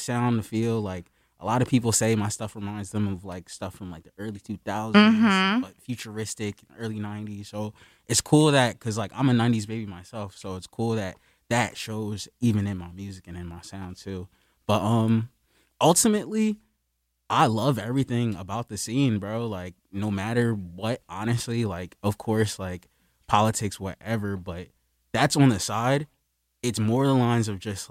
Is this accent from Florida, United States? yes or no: no; Wilmington, Delaware, United States; moved away as an adult; now in Philadelphia, United States; I grew up in Wilmington. So I moved, like, but I was, like, my family's here, so it was like back and forth between Wilmington and Philly growing up